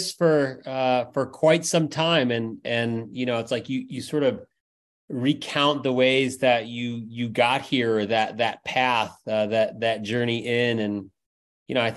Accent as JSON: {"language": "English", "town": "Lambertville", "region": "New Jersey", "country": "United States", "tie": "born or raised there", "also_born_or_lived": "Florida Keys, Florida", "moved": "as an adult", "lives_now": "Chicago, United States", "said": "I'm from Lambertville, New Jersey, which is right across the bridge from New Hope, Pennsylvania."}